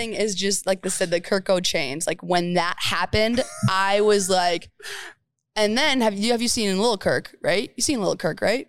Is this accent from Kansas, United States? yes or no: no; Minnesota, United States; moved away as an adult; now in Nebraska, United States; Because that's all I've heard as a Minnesotan.